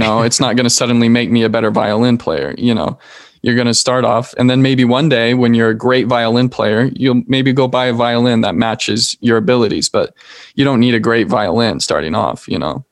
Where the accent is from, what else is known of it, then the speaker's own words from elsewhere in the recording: Salt Lake City, Utah, United States; I'm from Salt Lake, Utah.